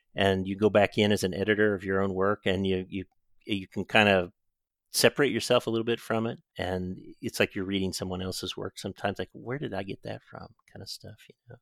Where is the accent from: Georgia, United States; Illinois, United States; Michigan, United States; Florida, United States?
Illinois, United States; Southern; also born or lived in Decatur, Illinois / Chicago, Illinois / Springfield, Ohio; I grew up in Southern Illinois, which is interestingly kind of in between the South and Chicago in some ways